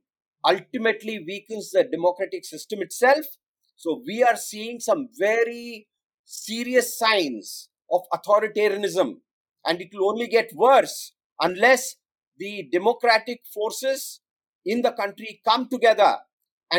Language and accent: English; Mumbai, Maharashtra, India; I come from Bombay